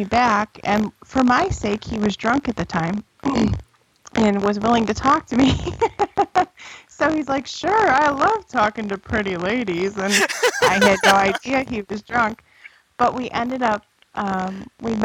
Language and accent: English; Buffalo, New York, United States; moved away as an adult; now in Asheville, United States; I was born and raised in Buffalo, New York.